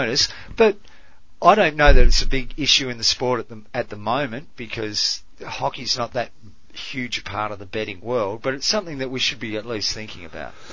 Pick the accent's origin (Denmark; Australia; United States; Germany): Australia; I'm Australian, but you become an oh, adopted